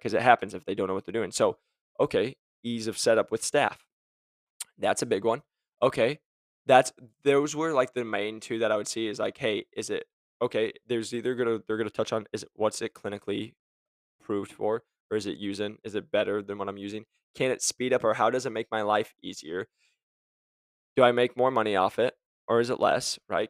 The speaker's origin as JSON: {"language": "English", "region": "Arizona", "country": "United States", "said": "I'm from Arizona"}